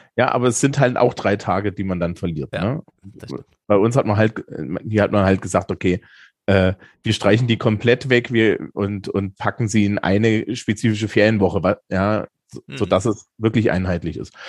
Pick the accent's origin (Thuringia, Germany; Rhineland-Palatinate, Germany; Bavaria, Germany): Thuringia, Germany; Eisenach; ich bin ja aus Eisenach